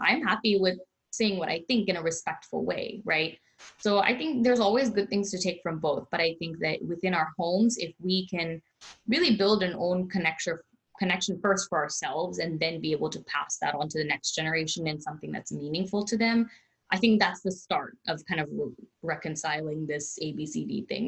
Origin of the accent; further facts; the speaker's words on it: United States; I was born and raised in the United States